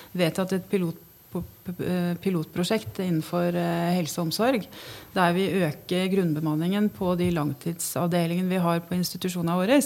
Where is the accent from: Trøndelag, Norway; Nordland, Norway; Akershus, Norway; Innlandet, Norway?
Innlandet, Norway; Hamar; vi er mer bevisst på vår identitet som, som havmarsing